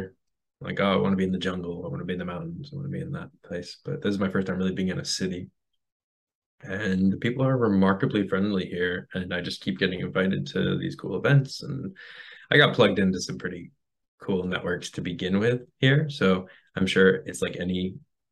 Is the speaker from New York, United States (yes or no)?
yes; New York, United States; moved away; I'm from New York